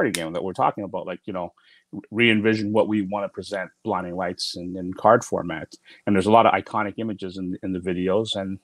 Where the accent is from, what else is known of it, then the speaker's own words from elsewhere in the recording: Toronto, Ontario, Canada; The Six, which is, you know, my hometown, Toronto.